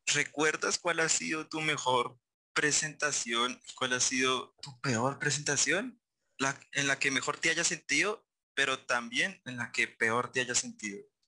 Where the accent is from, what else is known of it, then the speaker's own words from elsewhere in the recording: Facatativá, Cundinamarca, Colombia; yo soy de Facatativá